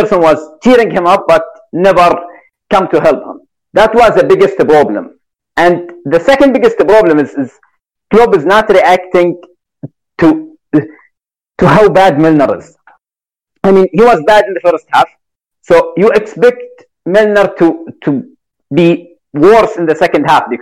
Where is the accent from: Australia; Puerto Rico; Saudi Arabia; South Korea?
Saudi Arabia; I'm from Saudi Arabia, so I'm Arabic.